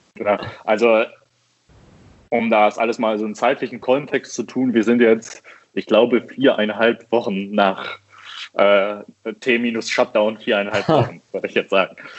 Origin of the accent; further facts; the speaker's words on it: Düsseldorf, North Rhine-Westphalia, Germany; ich komme aus Düsseldorf und ich mache hier Kaffee bei der Rösterei 4